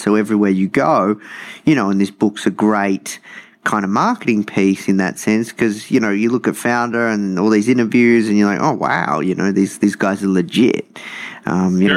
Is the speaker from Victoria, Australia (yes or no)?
yes; Melbourne, Victoria, Australia; I grew up uh, in hometown Melbourne, uh, in the suburbs or the burbs